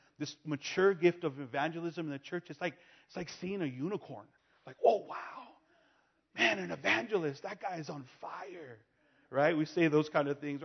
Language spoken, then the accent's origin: English; Los Angeles, California, United States; I'm born and raised in California, in Los Angeles